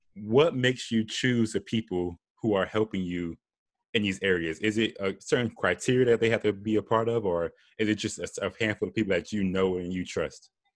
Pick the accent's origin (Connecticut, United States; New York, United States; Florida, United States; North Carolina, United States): Florida, United States; I'm from Florida